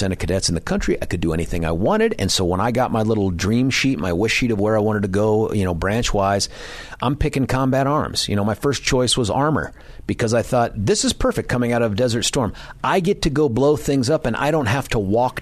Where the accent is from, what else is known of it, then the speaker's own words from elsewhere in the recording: San Diego, California, United States; also born or lived in Colorado; now in Denver, United States; That's totally my hometown.